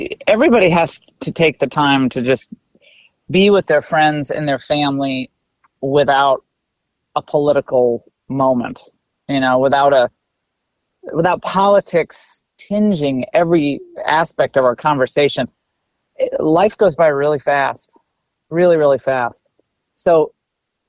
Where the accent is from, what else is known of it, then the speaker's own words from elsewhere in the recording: Connecticut, United States; I grew up in Connecticut